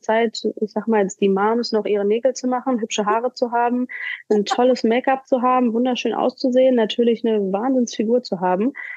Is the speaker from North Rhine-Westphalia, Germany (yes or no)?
yes; Hagen, North Rhine-Westphalia, Germany; moved away as an adult; also born or lived in Cleveland, Ohio, United States; hier bei uns in Hagen